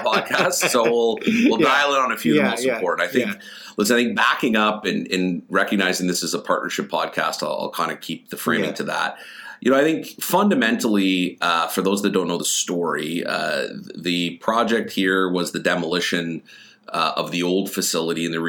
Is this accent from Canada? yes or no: yes; Hamilton, Ontario, Canada; moved away as an adult; it was in my hometown